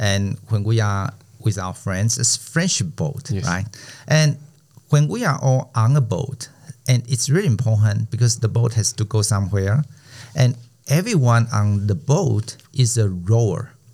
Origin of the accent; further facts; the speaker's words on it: Taiwan; first language Chinese; English is a second language; our mother language.